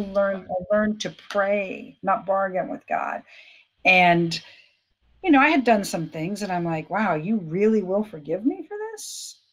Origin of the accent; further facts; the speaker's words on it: Fort Lauderdale, Florida, United States; I was born in Fort Lauderdale to two really wonderful parents